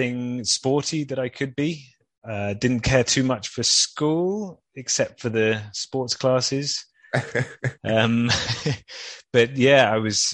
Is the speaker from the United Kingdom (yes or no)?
yes; London, United Kingdom; So I grew up in London